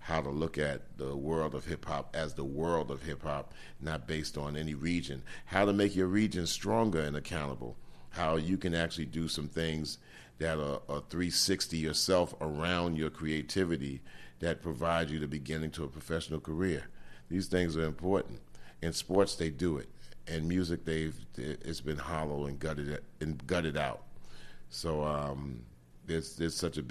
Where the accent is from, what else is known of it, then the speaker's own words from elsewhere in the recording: New York, United States; we grew up in New York in the 60s and 70s from 0 to 15